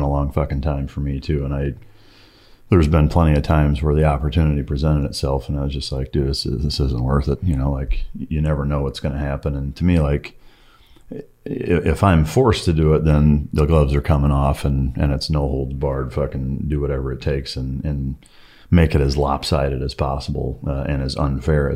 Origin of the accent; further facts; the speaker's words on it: Northern Iowa, United States; I grew up Lutheran in Northern Iowa